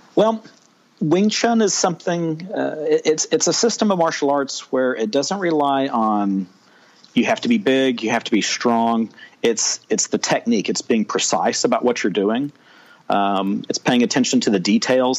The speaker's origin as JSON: {"language": "English", "region": "Texas", "country": "United States", "tie": "born or raised there", "said": "I am a Texan, born and raised"}